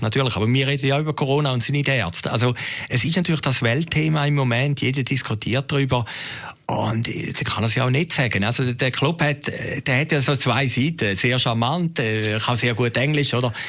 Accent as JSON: {"language": "German", "country": "Switzerland", "said": "Bei uns in der Schweiz"}